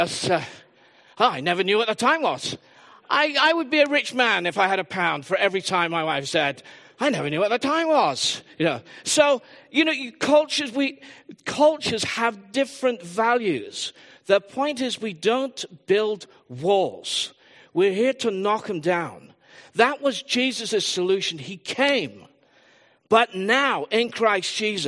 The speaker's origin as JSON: {"language": "English", "region": "England", "country": "United Kingdom", "said": "I am predominantly English."}